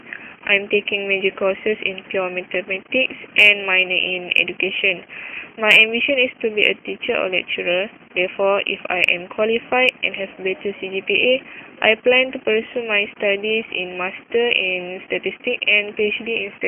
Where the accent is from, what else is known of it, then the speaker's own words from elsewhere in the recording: Baling, Kedah, Malaysia; I come from Baling Kedah.